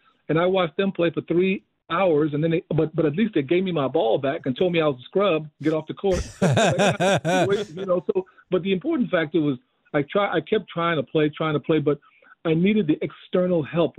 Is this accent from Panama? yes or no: yes; Panama; now in United States; growing up in Panama in the 60s, as far as that's concerned, all my family in Panama, my grandmother and her 7 kids were moving up into the United States from 1959 on.